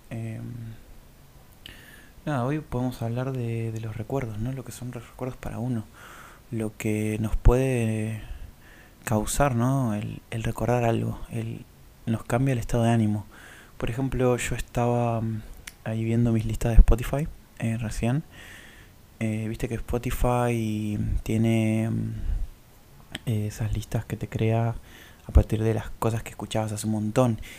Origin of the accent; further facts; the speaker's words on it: Córdoba, Argentina; also born or lived in Buenos Aires / Tucumán; Yo em, nací en Buenos Aires, empecé al el jardín en Córdoba. Eh, en realidad en Tucumán creo que viví dos años de bebé